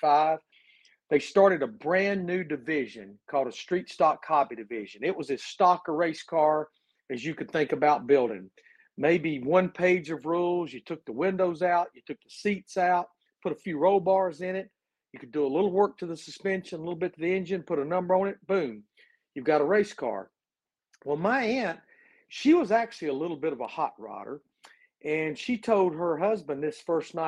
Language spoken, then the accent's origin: English; Birmingham, Alabama, United States; I was born and raised in Birmingham, Alabama